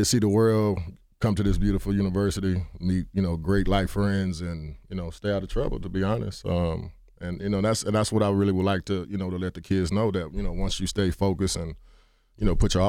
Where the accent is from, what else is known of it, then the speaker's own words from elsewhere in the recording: Texas, United States; I mean, from where I'm from Texas, inner city kid, and I felt at home.